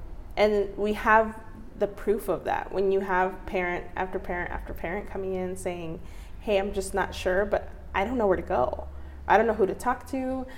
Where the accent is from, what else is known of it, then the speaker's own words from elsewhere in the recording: Mexico; At least, you know, I'm from Mexico and I know for a fact where I'm from and where my family's from.